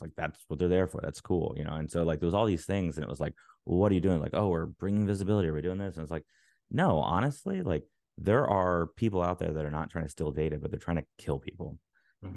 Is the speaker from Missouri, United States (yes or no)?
no; Alabama, United States; now in Maryland, United States; I live in Maryland now, but I'm from Alabama.